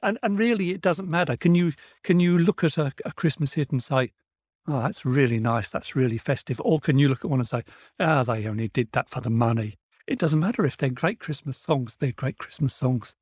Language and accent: English; United Kingdom; here in the U K, we had Melody Maker, New Musical Express, Sounds, Record Mirror, and my pocket money would go on all of these.